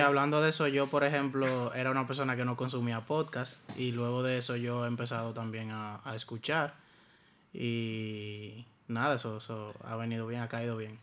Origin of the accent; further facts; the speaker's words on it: San Juan de la Maguana, San Juan, Dominican Republic; Nací en San Juan de la Maguana